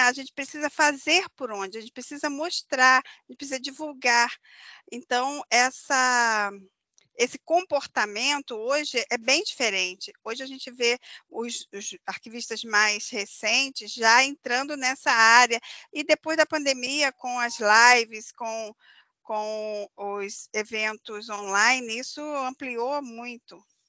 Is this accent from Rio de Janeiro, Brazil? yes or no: yes; Rio de Janeiro, Brazil; moved away; eu sou carioca